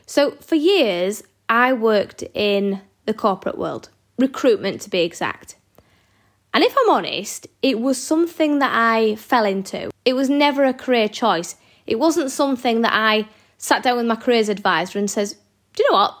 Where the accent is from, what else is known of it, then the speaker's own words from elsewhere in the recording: Yorkshire and the Humber, United Kingdom; I'm a Yorkshire lass.